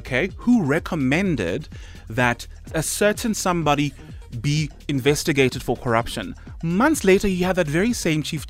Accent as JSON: {"language": "English", "country": "South Africa", "said": "as a South African"}